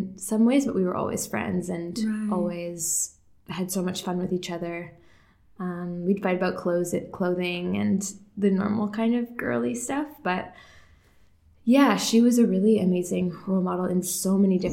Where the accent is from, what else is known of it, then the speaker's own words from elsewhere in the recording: Markham, Ontario, Canada; also born or lived in Toronto; I was born in Toronto, grew up in Markham mostly